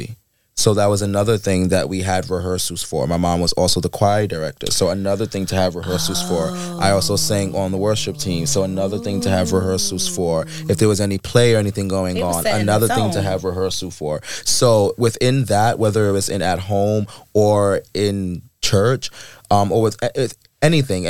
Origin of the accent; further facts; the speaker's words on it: the South, United States; also born or lived in Queens ("Shadyville"); Growing up in the South